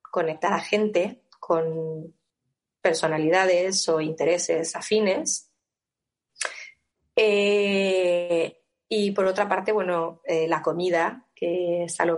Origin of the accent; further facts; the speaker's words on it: Mexico; como buena mexicana